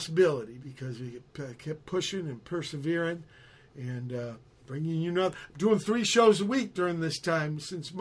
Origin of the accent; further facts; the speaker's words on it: San Pedro, California, United States; also born or lived in Virginia; I came from Virginia, but I was third grade starting here. In Pedro